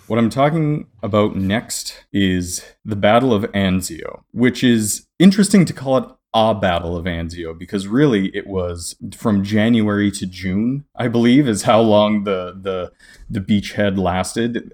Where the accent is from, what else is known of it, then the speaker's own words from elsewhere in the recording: Canada; I'm Canadian myself